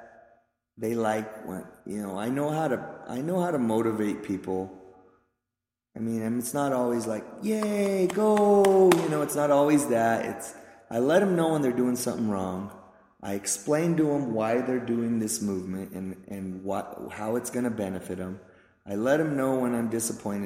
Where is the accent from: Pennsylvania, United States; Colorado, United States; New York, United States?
Colorado, United States; Pueblo; I was born in Pueblo's East Side, okay, which is a rough part of town for those of you that don't know. I was poor, grew up poor, went to East High School